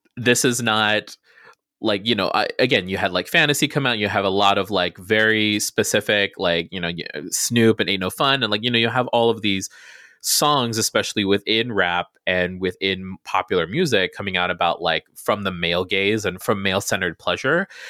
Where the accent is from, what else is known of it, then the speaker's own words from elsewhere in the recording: Guam; I grew up on Guam in the middle of the Pacific